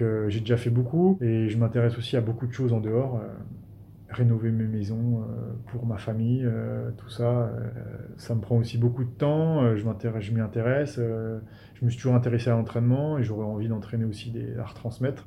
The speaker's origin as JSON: {"language": "French", "town": "Metz", "region": "Grand Est", "country": "France", "also_born_or_lived": "Vosges", "said": "je viens de Metz"}